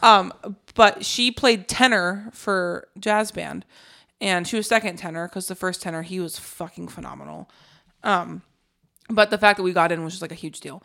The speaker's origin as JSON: {"language": "English", "region": "Alaska", "country": "United States", "tie": "born or raised there", "also_born_or_lived": "Colorado", "moved": "yes", "said": "I grew up in Alaska"}